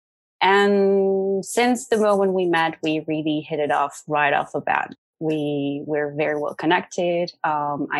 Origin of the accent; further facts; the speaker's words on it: Netherlands; I'm from the Netherlands, but I'm actually half Mexican as well. So I was brought up in a bicultural family